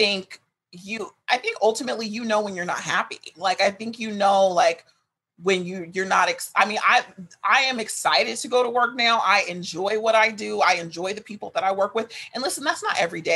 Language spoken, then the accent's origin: English; Sacramento, California, United States; moved away as an adult; now in Los Angeles, United States; I was raised in Sacramento, but both my parents are from here